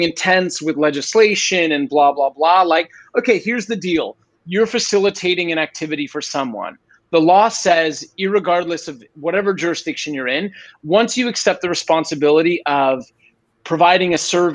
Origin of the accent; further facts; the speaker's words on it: Canada; now in Brazil; I'm Canadian